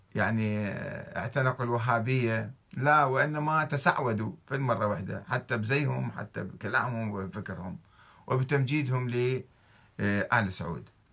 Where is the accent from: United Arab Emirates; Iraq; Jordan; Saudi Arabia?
Saudi Arabia; عندنا في السعودية